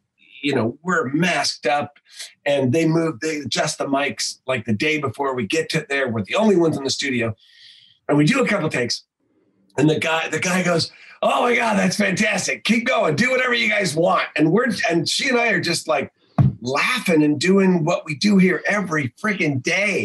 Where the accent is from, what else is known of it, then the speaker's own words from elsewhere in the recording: Northern California, United States; I'm from Northern California